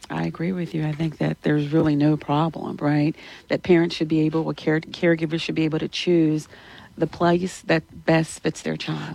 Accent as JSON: {"language": "English", "town": "Alexandria", "region": "Louisiana", "country": "United States", "tie": "born or raised there", "lives_now": "Baton Rouge, United States", "said": "I'm from Louisiana, born and raised in Louisiana. I'm from Alexandria. I graduated from Alexandria Senior High."}